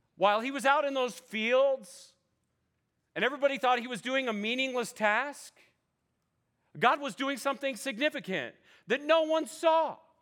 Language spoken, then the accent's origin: English; California, United States; moved away as an adult; also born or lived in Oklahoma; I grew up in California, like you guys